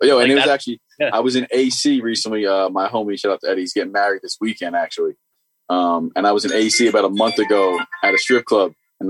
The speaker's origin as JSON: {"language": "English", "town": "New York City", "region": "New York", "country": "United States", "said": "I'm from the city. Like, I'm from Brooklyn."}